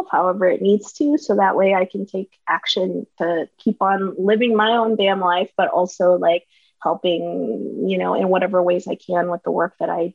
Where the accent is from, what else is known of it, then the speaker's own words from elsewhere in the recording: Katy, Texas, United States; now in New York City, United States; I was born and raised in a western suburb outside of Houston. That is Katy, Texas